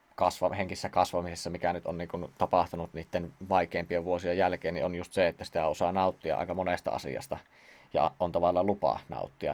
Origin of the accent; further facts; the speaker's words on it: Siilinjärvi, North Savo, Finland; sieltä Siilinjärveltä kun olen kotoisin